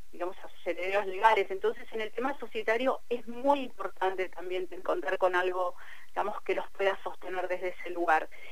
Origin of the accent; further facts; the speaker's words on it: Cipolletti, Río Negro, Argentina; pero vivo en Tipoleti, eh, yo soy de Tipoleti